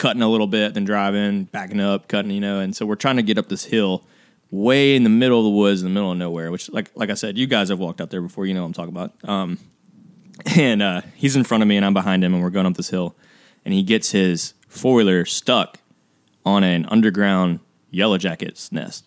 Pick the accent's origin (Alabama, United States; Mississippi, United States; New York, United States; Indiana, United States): Mississippi, United States; We're from Mississippi. We all grew up here, which means we all grew up a little bit country